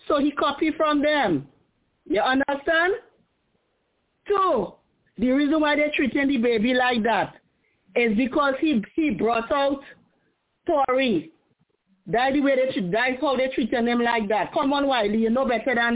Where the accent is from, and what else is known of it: Trinidad & Tobago